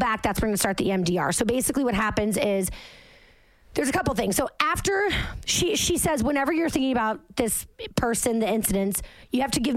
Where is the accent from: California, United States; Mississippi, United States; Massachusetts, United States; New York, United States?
Massachusetts, United States; now in Jersey City, United States; I'm from Massachusetts. I literally grew up with lobster traps in my parents' backyard because they live on the water.